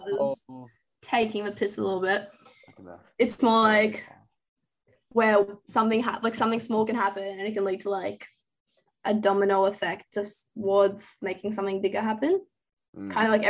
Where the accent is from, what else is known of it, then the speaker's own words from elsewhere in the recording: Russia; moved away; my kind of childhood growing up in Russia